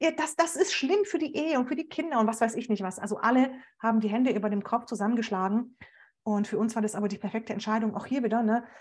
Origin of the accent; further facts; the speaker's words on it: Stuttgart, Baden-Württemberg, Germany; ich komme ja auch noch aus Stuttgart